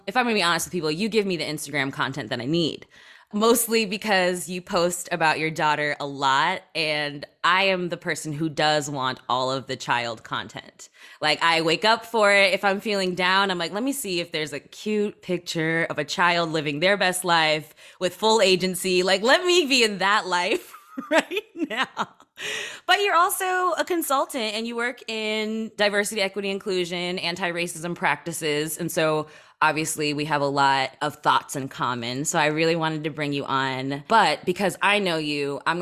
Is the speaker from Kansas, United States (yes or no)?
yes; Kansas, United States; moved away; I grew up in Kansas, you know this. I left as soon as possible